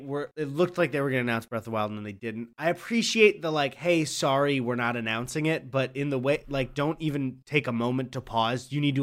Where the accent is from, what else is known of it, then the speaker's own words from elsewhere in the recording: Midwest, United States; I like saying I'm from the Midwest.